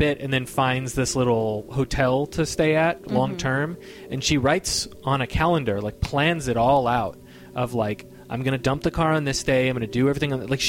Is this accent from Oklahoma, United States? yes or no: yes; Oklahoma, United States; I'm from Oklahoma.